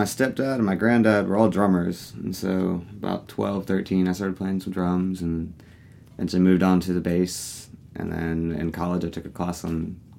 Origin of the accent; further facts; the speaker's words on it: Huntsville, Alabama, United States; I was raised in Huntsville